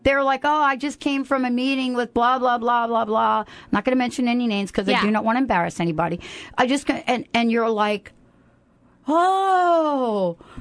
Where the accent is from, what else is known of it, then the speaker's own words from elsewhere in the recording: New York, United States; moved away as an adult; now in Seattle, United States; I'm new to Seattle, by the way. I'm, you know, I'm not new, new, but I'm here a couple years, maybe, you know, so forth and so on. And, you know, I, and, and, I'm from New York